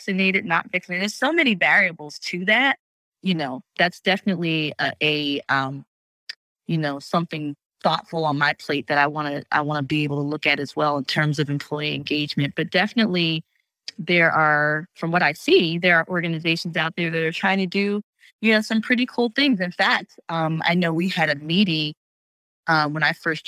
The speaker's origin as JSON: {"language": "English", "region": "New Jersey", "country": "United States", "said": "I'm from New Jersey"}